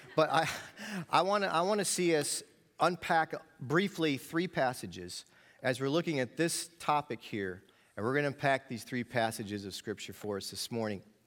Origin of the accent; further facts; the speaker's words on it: New York, United States; I grew up in New York, so I am a dreaded New York Yankee fan